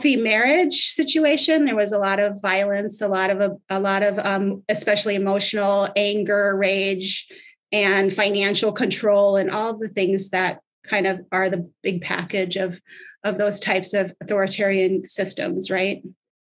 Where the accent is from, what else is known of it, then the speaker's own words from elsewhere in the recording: Minnesota, United States; I grew up in Minnesota.